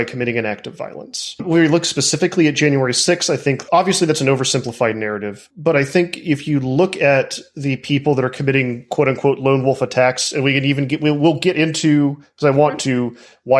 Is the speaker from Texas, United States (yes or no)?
yes; Texas, United States; now in South Carolina, United States; I'm from Texas.